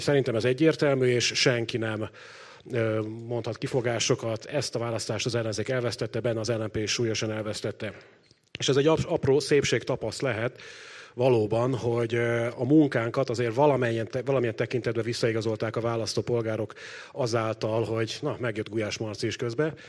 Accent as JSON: {"language": "Hungarian", "town": "Pécs", "region": "Baranya", "country": "Hungary", "said": "én magam ugye Pécsi vagyok"}